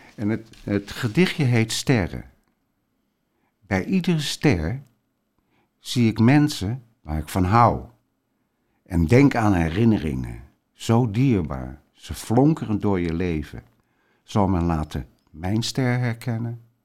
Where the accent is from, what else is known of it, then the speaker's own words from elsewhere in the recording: Rotterdam, South Holland, Netherlands; ik kom uit de Rotterdamse volksbuurt